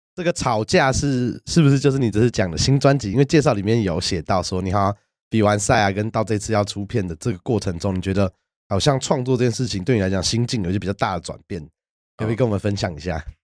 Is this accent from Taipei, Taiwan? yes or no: yes; Taipei, Taiwan; 我从小都在台北长大，是。那我以前住的地方在万方社区， 就我们讲靠木栅，把沙那边。嗯。那我小时候开始会讲台语，也是因为我在阿妈家长大